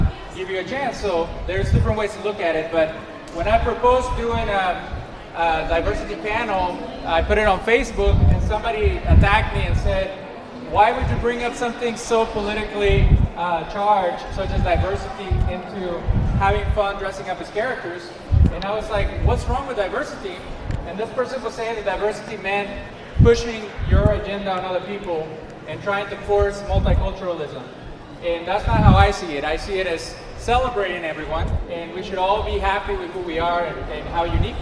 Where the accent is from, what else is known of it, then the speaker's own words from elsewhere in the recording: Mexico; moved away; I grew up in Mexico too